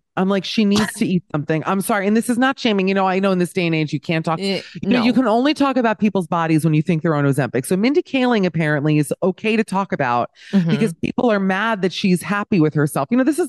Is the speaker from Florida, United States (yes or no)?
yes; Miami, Florida, United States; No, because listen, I'm from Miami. Let me say this. I'm from Miami. Okay. So I grew up in the Wildensteins of America.